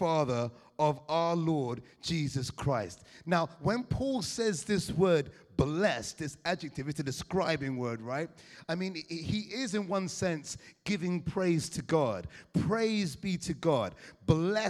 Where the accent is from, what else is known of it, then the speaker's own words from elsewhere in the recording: England, United Kingdom; Now I'm born in England, I'm an Englishman, but I come from Caribbean parentage